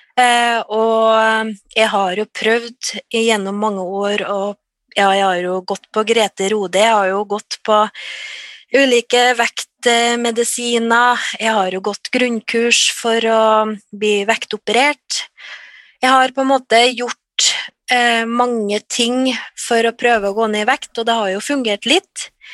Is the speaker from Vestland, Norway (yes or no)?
no; Trøndelag, Norway; ja jeg er trønder. Eh, jeg er bosatt litt utafor Trondheim